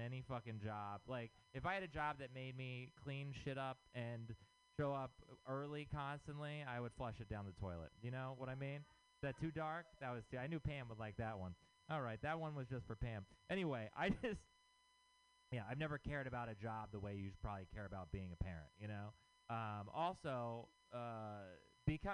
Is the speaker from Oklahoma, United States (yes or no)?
no; Texas, United States; moved away; I'm from Texas